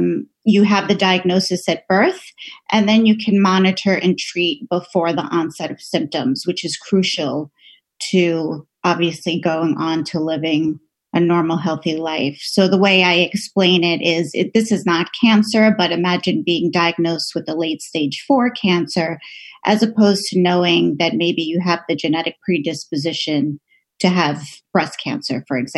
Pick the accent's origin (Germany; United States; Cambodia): United States; Borough Park, New York; It was just a wonderful time to grow up there, a really close-knit neighborhood.